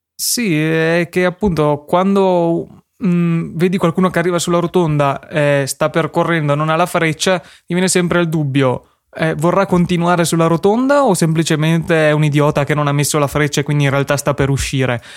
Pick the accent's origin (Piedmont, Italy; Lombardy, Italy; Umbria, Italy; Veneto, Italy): Veneto, Italy; Verona; siamo di Verona